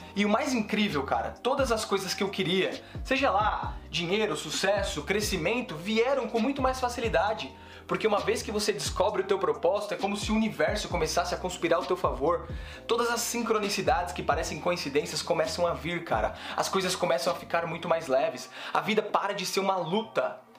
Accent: São Paulo, Brazil; vim da periferia de São Paulo

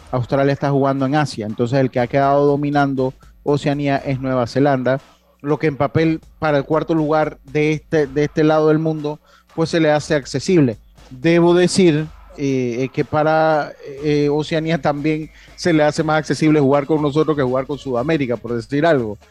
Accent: Las Tablas, Los Santos, Panama; Yo soy de la ciudad de las tablas. Tengo mi familia, tengo mi casa allá.

